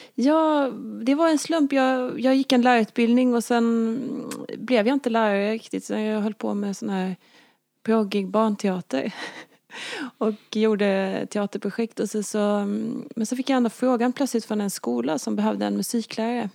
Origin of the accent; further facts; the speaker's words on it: Småland, Sweden; när jag var liten växte jag upp på landet i Småland